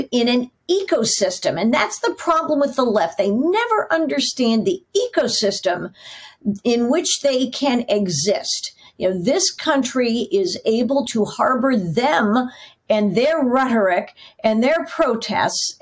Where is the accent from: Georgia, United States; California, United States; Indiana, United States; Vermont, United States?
Indiana, United States; Northwest; now in New York, United States; I grew up in Northwest Indiana, so not far from Michigan at all